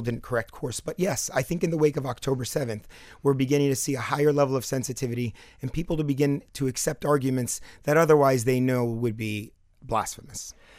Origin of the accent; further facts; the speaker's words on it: Palestine; now in South Florida, United States; I grew up in Palestine